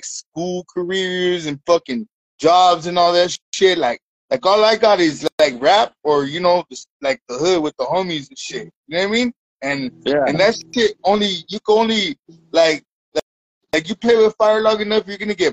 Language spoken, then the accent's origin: English; Redlands, California, United States; now in Highland, United States; I'm from Redlands, California, right here in the IE, in an empire.